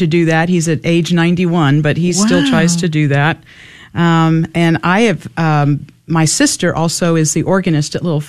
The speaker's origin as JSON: {"language": "English", "town": "San Antonio", "region": "Texas", "country": "United States", "tie": "born or raised there", "said": "I am born and raised in San Antonio."}